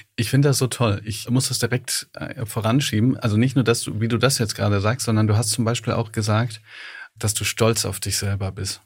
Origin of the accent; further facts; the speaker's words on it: Ruhr area, North Rhine-Westphalia, Germany; ich bin im Ruhrgebiet aufgewachsen